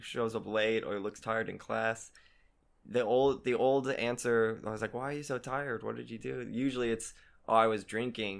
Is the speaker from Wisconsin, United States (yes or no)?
no; Texas, United States; moved away as an adult; also born or lived in Korea; now in South Korea; I'm from Texas, a little small town near Dallas, or I guess near Fort Worth, called Alito